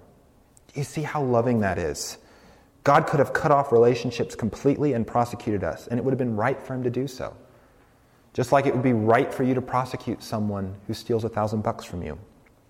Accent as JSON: {"language": "English", "region": "rural Colorado", "country": "United States", "tie": "born or raised there", "also_born_or_lived": "New York City", "moved": "as an adult", "said": "I grew up in Colorado, rural Colorado, nothing like New York City."}